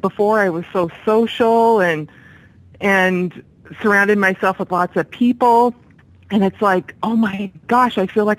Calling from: Corvallis, Oregon, United States; I'm calling from Corvallis, Oregon.

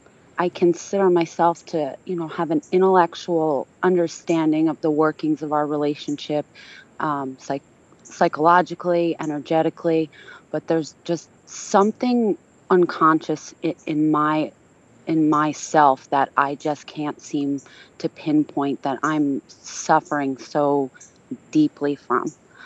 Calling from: Pennsylvania, United States; I'm calling from Pennsylvania.

